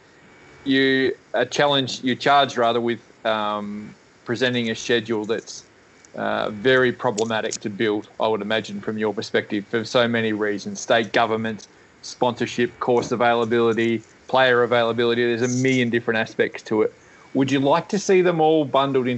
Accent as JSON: {"language": "English", "country": "Australia", "said": "as an Australian golf fan"}